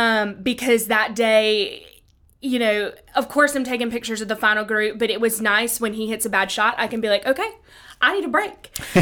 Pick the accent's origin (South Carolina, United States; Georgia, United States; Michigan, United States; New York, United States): Georgia, United States; Augusta; So being from Augusta, and my brother works out at the National, I grew up watching golf